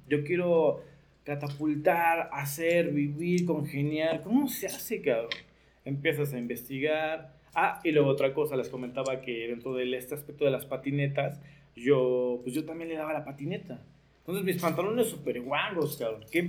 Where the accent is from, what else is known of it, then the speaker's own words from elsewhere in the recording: Nezahualcóyotl, State of Mexico, Mexico; Soy de Nesa